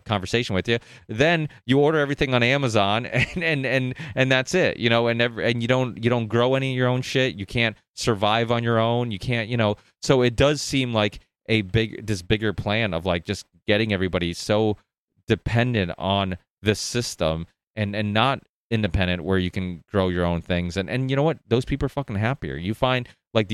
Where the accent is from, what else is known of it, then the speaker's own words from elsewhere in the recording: United States; also born or lived in northern Portugal; I came here when I was 4, and I remember growing up in America